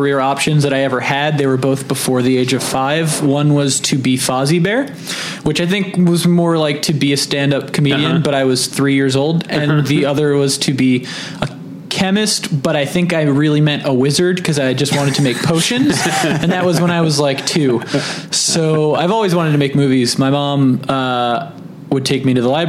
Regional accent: South Florida, United States; moved away as an adult; also born or lived in Tallahassee, Florida; now in Los Angeles, United States; I grew up in South Florida, about an hour north of Miami. Very suburban.

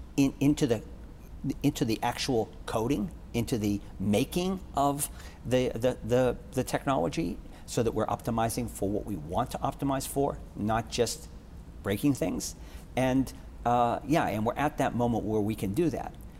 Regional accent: Boston, Massachusetts, United States; growing up in Boston

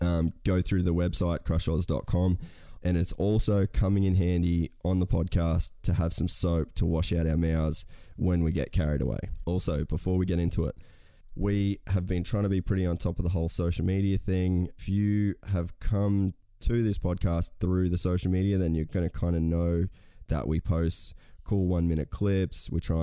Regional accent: Australia; how being Aussie blokes, it's not something that you really talk about a lot.

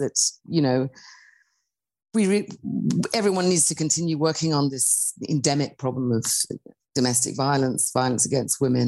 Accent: United Kingdom; I'm British, I'm a white middle-class woman

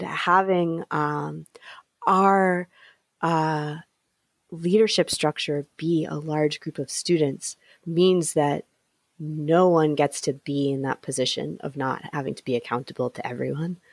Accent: New England, United States; because I'm from New England

